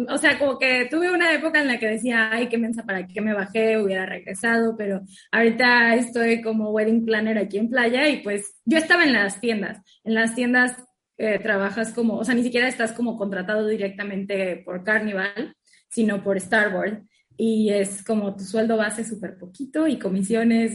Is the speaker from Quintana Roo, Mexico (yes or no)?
yes; Cozumel, Quintana Roo, Mexico; also born or lived in Mérida, Yucatán; Yo soy de Cozumel y estudié en la Universidad de Mérida, Yucatán